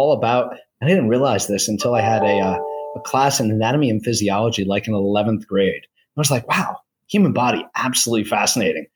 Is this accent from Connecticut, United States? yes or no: yes; Hamden, Connecticut, United States; also born or lived in New Haven, Connecticut / Southington, Connecticut / Boston; I grew up in a little suburb to the north in Hamden, and I don't live very far from there now. I live in central Connecticut in Southington